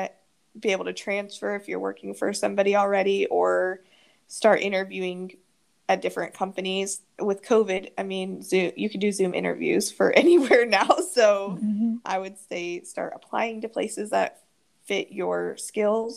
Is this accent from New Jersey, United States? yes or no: no; Wichita, Kansas, United States; moved away; I still sometimes wish I could be back in Wichita with my family and my friends